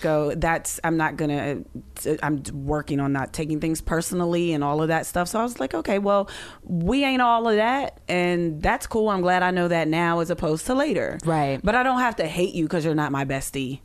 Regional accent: Pittsburgh, Pennsylvania, United States; I'm from Pittsburgh, so we would, you know, go back

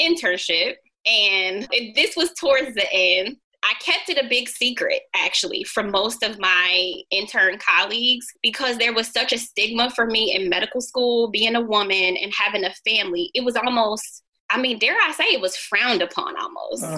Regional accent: Ohio, United States; moved away as an adult; also born or lived in New Jersey; I grew up in Ohio, so more Midwest

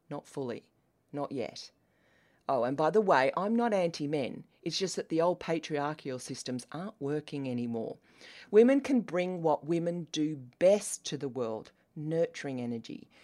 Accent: Australia; accent: Australian; As you can tell by my accent, I am Australian.

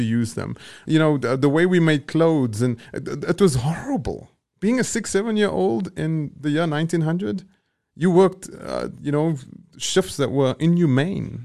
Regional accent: Johannesburg, Gauteng, South Africa; where I grew up in Eldorado Park

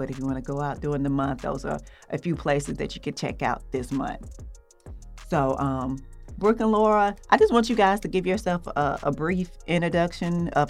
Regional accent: Atlanta, Georgia, United States; I'm from Atlanta

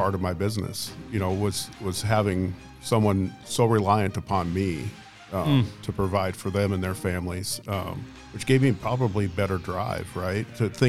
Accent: South Dakota, United States; also born or lived in Iowa; I'm originally a South Dakota kid. I grew up, kind of go back further than that, I guess. I was actually born in Iowa.

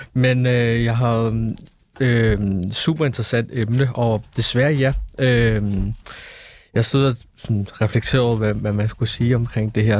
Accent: Denmark; nu er jeg født og opvokset i Danmark

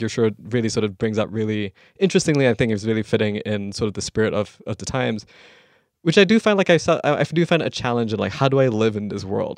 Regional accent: Malaysia; moved away; growing up in Malaysia

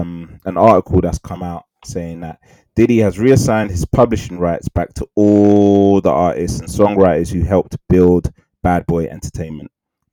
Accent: South Africa; I'm South African, by the way.

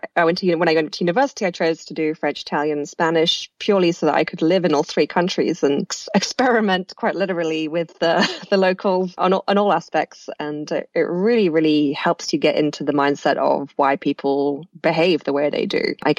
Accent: United Kingdom; moved away as an adult; also born or lived in New York; now in Miami, United States; But I am British. I moved over to the US about 5 years ago now and to be married to my now husband and settled here in Miami.

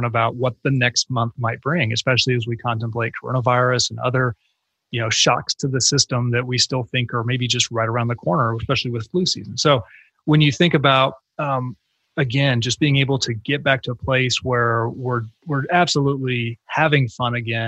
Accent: Texas, United States; if you had told me when I was a kid growing up in North Texas

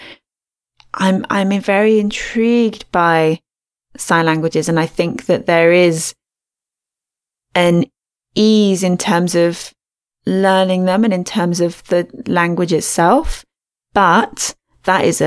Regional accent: England, United Kingdom; accent: English; my English accent

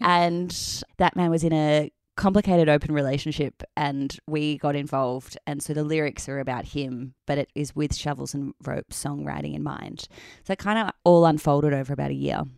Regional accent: Melbourne, Victoria, Australia; moved away as an adult; also born or lived in Perth, Western Australia; now in Sydney, Australia; I'm from Melbourne, so I moved back to Melbourne

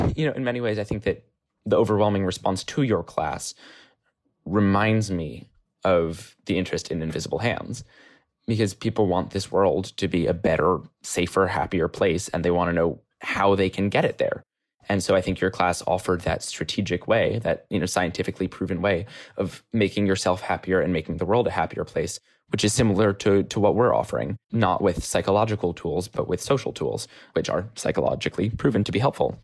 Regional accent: New York City, New York, United States; I'm from New York City

